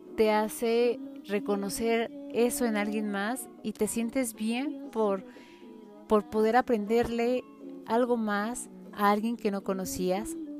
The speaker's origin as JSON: {"language": "Spanish", "region": "Mexico City", "country": "Mexico", "said": "en la Ciudad de México no andamos con short ni con camiseta"}